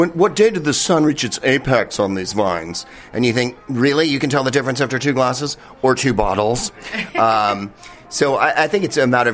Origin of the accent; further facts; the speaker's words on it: the Bay Area, the peninsula of California, United States; I grew up in the peninsula. My parents weren't wine people. The peninsula of California